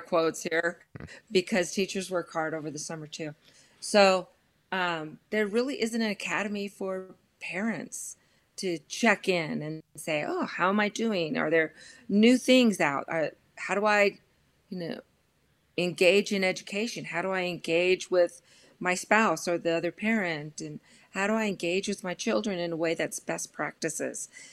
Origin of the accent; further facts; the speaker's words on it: Los Angeles, California, United States; I grew up in Los Angeles and proud product of the L A Unified School District